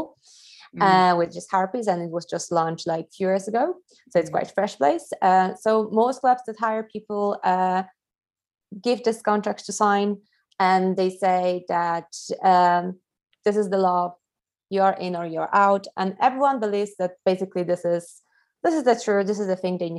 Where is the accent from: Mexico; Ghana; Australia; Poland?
Poland; also born or lived in London; I'm originally from Poland